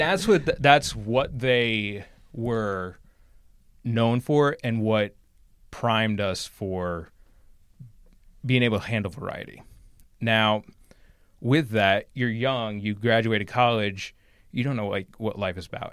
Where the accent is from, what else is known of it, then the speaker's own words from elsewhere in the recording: High Bridge, New Jersey, United States; I grew up in New Jersey, exit eighteen